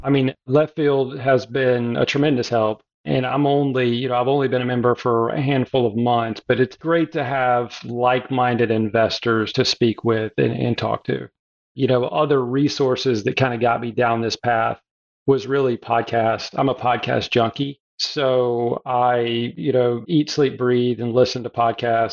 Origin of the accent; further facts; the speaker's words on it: South Carolina, United States; I'm a Southern boy. I was born in the South, South Carolina, currently live in Hilton Head Island, South Carolina.